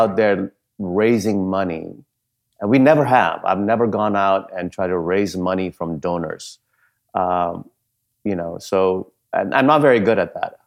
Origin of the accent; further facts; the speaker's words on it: Dar es Salaam, Tanzania; moved away as an adult; also born or lived in India / Punjab, India / Wisconsin, United States; now in United States; when I was eight years old, our family moved from India to East Africa, uh, specifically to Dar es Salaam, Tanzania. And, uh, I lived my formative years, um, early chi, uh, early adolescence and teenage years in the coastal city of Dar es Salaam, Tanzania.